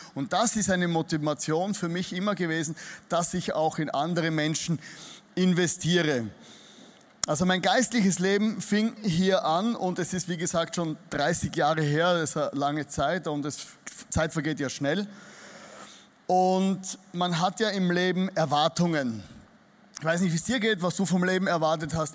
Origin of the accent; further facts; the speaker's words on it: Styria, Austria; accent: Austrian dialect; also born or lived in Vienna; ich komme nicht aus Wien, ich komme aus der Steiermark. Das ist so das Bayern von Österreich. Also wenn ihr mich nicht versteht, dann liegt es daran nicht, dass du nicht gut hörst, sondern ich spreche einen österreichischen Dialekt